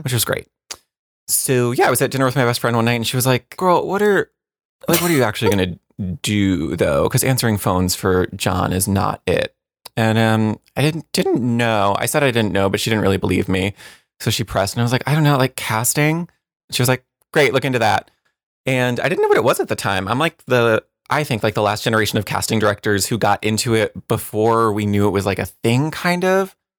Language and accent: English; New Jersey, United States; I grew up in New Jersey.